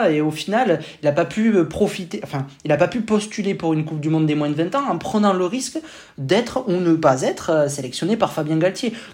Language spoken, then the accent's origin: French; France; nous, on prend en tant que Français hein, pour les quarts de finale, hein